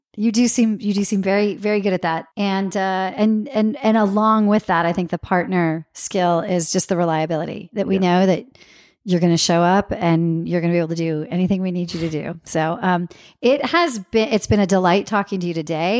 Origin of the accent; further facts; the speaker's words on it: Santa Maria, California, United States; I grew up in Santa Maria where it was the dry rub